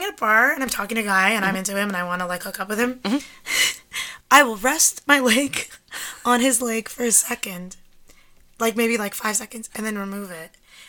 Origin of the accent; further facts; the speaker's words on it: Toronto, Ontario, Canada; because I grew up in Toronto.